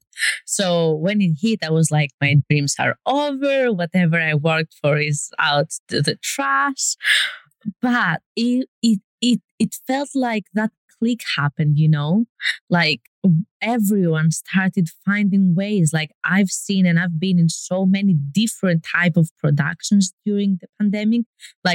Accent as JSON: {"language": "English", "country": "Greece", "moved": "as an adult", "lives_now": "Los Angeles, United States", "said": "I'm from Greece and living"}